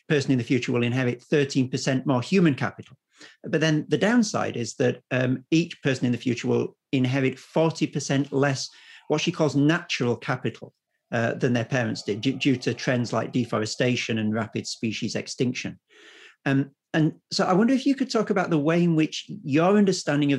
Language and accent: English; Yorkshire and the Humber, United Kingdom; I grew up in the Yorkshire of the 1980s under the Thatcher government.